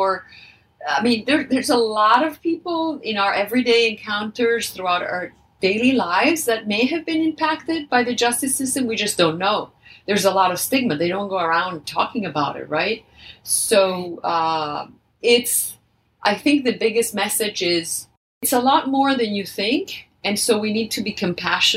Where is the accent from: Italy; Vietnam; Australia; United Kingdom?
Italy; now in United States; I'm originally from Italy